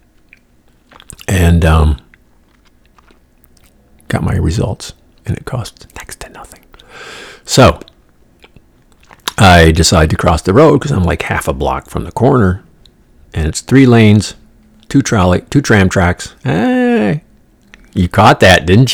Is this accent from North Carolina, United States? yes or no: no; New York, United States; moved away; I'm from New York